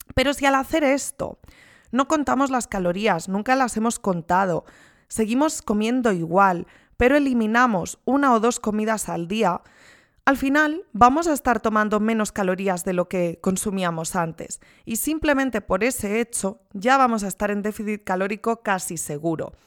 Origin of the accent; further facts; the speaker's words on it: Spain; Soy de España